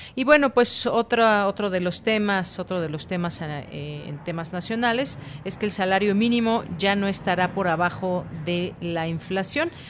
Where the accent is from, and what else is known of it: Mexico